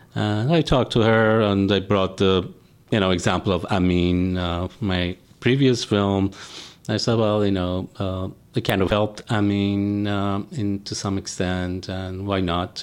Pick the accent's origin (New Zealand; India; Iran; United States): Iran; moved away; as a kid, uh, growing up in Iran, watching Iranian films